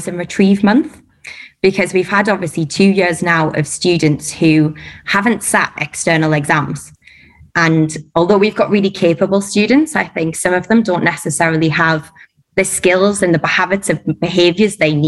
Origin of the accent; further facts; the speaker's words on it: Durham, North East England, United Kingdom; moved away as an adult; now in Dubai, United Arab Emirates; I'm from Durham.